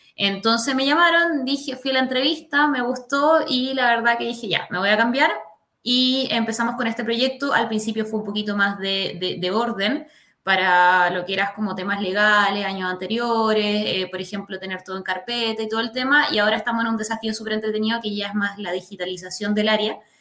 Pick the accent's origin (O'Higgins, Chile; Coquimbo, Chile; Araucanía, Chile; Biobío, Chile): Coquimbo, Chile; La Serena; also born or lived in Valparaíso Region / Quilpué / Villa Alemana; now in Santiago, Chile; viví, nací y viví en La Serena. Después de eso, en unos años después me fui para, la quinta región